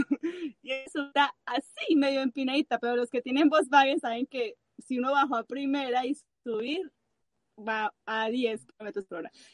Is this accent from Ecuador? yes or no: no; Colombia; now in Chile; nosotros somos colombianos y hablamos mucho